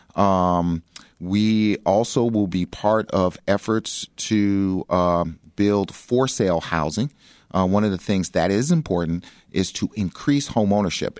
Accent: Chicago, Illinois, United States; I grew up in South Shore.

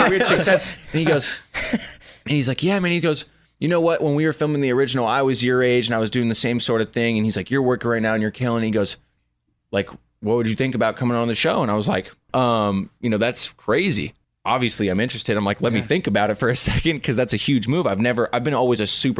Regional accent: Malibu, California, United States; I grew up in Malibu

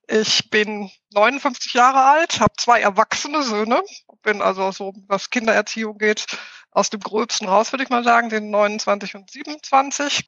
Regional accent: Ruhr area, North Rhine-Westphalia, Germany; moved away as an adult; also born or lived in Hamburg; now in near Munich, Germany; ich bin im Ruhrpott aufgewachsen. Das ist auch das, glaube ich, was meine Aussprache am meisten prägt

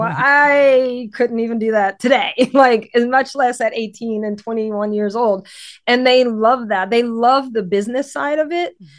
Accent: Louisiana, United States; now in Connecticut, United States; I'm from Louisiana

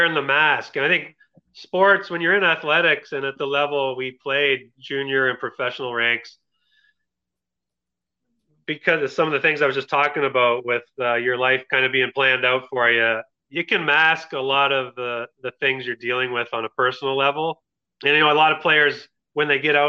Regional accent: Kitchener, Ontario, Canada; also born or lived in Kingston; I moved up to Kitchener. It's my hometown.

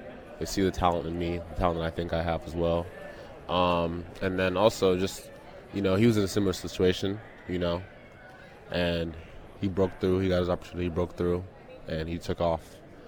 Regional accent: Missouri, United States; moved away as an adult; also born or lived in London, United Kingdom / Indiana; now in Toronto, Canada; I grew up with him in Missouri, went to Indiana

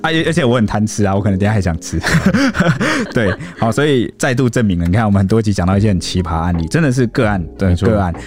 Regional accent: Taiwan; 我们台湾人

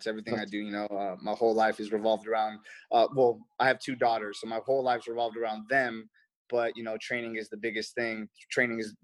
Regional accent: Los Angeles, California, United States; I'm from Reseda, California, and that's where the Karate Kid is

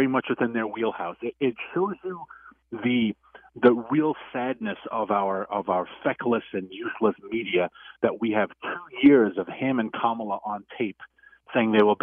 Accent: New York, United States; New York, which is my home state

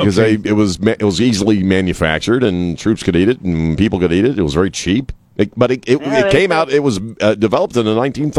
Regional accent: East Coast, United States; now in San Antonio, United States; I grew up on the East Coast

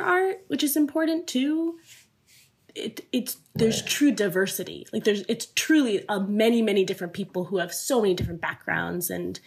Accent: Northwest Indiana, United States; moved away as an adult; also born or lived in New York; my family's from India. I grew up in Indiana

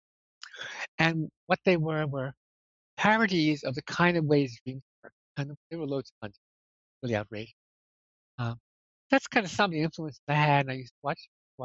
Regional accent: Poughkeepsie, New York, United States; also born or lived in Brooklyn, New York / Amsterdam / London; now in Rhinebeck, United States; I was born in Brooklyn in 1945 and lived there till I was, nine. And then we moved to Kipps, New York, and that's the place I consider home, even though certainly Brooklyn was home too, but I just feel Poughkeepsie is the place I grew up in, really

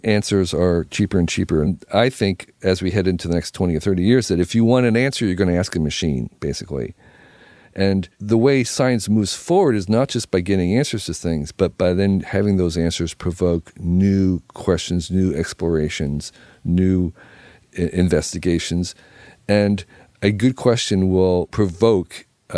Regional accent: United States

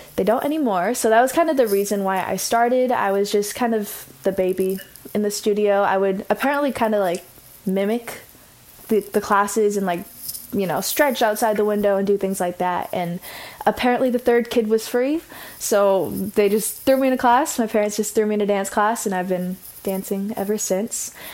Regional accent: Orange County, California, United States; I grew up, grew up. I'm growing up in Orange County.

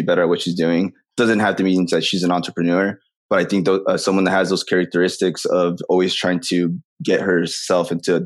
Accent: Anaheim, California, United States; I am originally from Anaheim, the happiest city in California

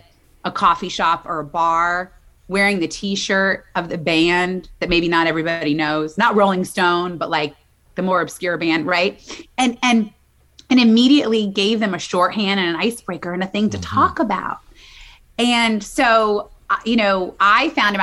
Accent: Midwest, United States; now in New York City, United States; I'm from the Midwest, but I've been in New York City a long time.

